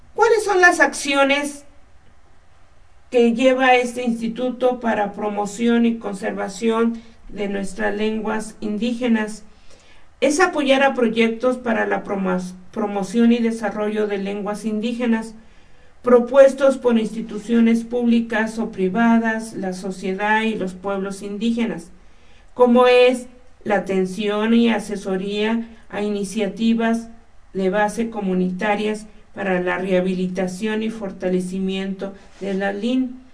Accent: Mexico; nuestra ide-, identidad como mexicanos

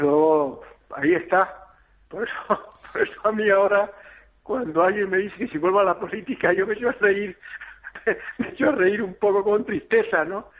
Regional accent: El Pinar, Canary Islands, Spain; moved away; yo soy del Pinar, soy un niño educado en la extinción de incendios porque nací y viví al lado de un monte

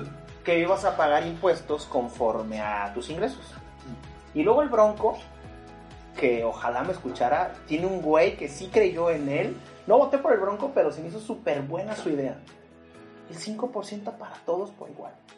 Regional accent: Mexico; vivimos como mexicanos

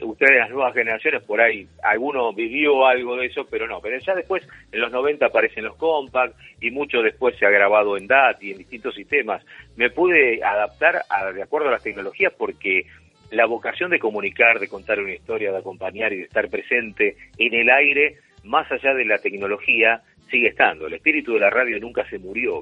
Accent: Argentina; nosotros somos argentinos

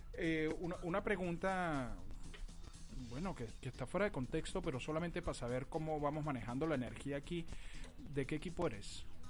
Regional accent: Caracas, Capital District, Venezuela; born or raised there

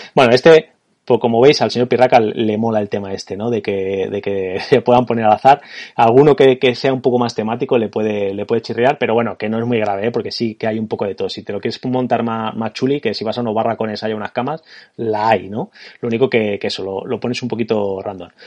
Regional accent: Spain; como españoles de los, eh, de los 80 y que, que jugamos mucho al ordenador de los 90

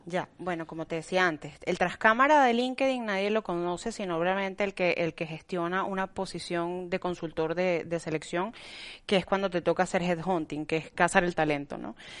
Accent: Venezuela; now in Spain; soy venezolana y, bueno, y sé cómo, no, cómo, somos los venezolanos

